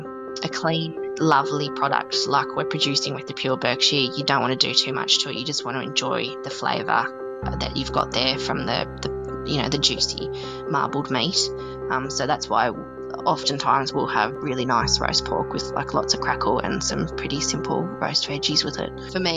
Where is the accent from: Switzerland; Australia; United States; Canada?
Australia; Canberra, Australian Capital Territory; I'm originally from Canberra, and I don't wear a coat very often down here until it's totally the depths of winter.